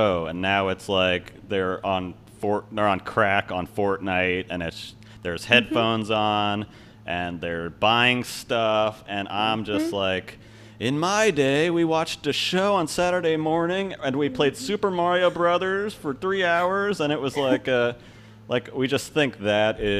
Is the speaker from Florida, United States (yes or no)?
yes; Florida, United States; I'm from Florida